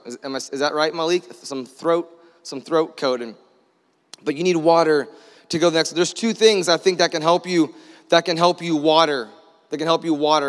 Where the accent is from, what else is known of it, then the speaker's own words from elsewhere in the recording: Orlando, Florida, United States; we're from Florida. Like, we have a hard time, in, we're from Orlando